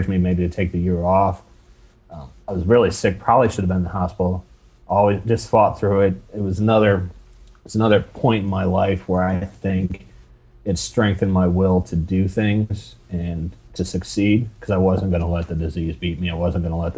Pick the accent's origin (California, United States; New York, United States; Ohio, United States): Ohio, United States; I grew up in Ohio.